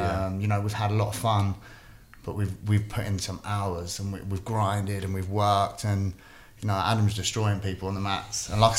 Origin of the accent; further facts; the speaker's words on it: Windsor, South East England, United Kingdom; But growing up in Windsor and stuff, like that, it's not as rough area